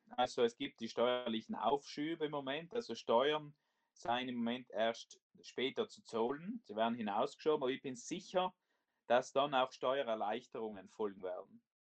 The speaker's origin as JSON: {"language": "German", "region": "Trentino-Alto Adige", "country": "Italy", "said": "wir als Südtiroler ja das Recht und die Möglichkeit haben, wirklich von der Schutzfunktion Anspruch zu nehmen und über die österreichischen Botschaften unterstützt zu werden"}